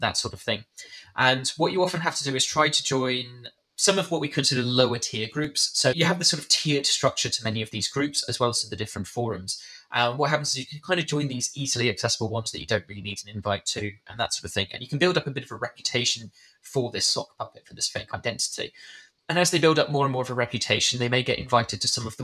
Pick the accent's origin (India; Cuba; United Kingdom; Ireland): United Kingdom; I was British